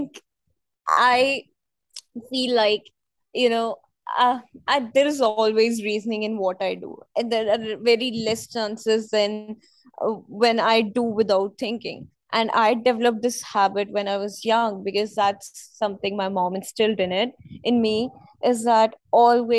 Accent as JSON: {"language": "English", "town": "New Delhi", "region": "Delhi", "country": "India", "said": "I'm from New Delhi and we have a lot of museums here"}